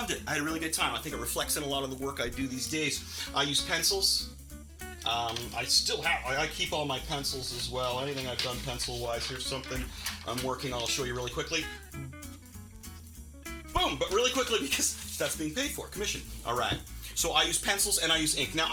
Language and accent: English; Canada; now in Kingston, Canada; So I am located in Kingston, Ontario, Canada